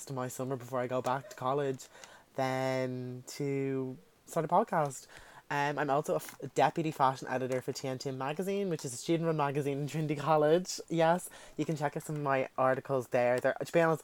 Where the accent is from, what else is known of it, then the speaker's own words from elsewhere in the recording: Dublin, Leinster, Ireland; accent: South Dublin; as you can tell by my accent, I do live in Dublin, south side